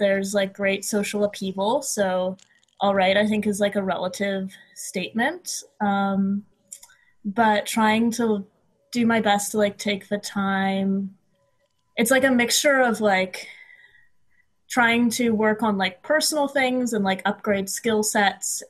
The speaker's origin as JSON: {"language": "English", "town": "Ottawa", "region": "Ontario", "country": "Canada", "tie": "born or raised there", "moved": "as an adult", "lives_now": "Montreal, Canada", "said": "I was born in Ottawa, but I've lived in Montreal for the past 6-ish years now"}